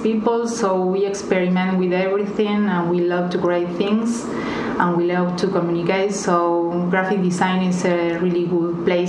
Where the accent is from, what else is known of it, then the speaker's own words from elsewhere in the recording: Morón, Buenos Aires Province, Argentina; English is a second language; moved away as an adult; now in Queenstown, New Zealand; Sometimes we don't want to say the name of our town because it's Morón.